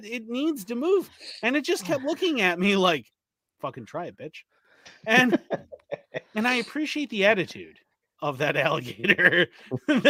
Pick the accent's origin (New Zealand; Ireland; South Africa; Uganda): Ireland; now in Wisconsin, United States; I grew up in Ireland and I live in Wisconsin.